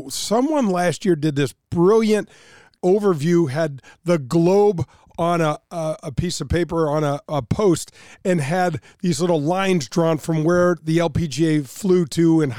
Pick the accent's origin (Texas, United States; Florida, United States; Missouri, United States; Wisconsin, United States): Missouri, United States; St. Louis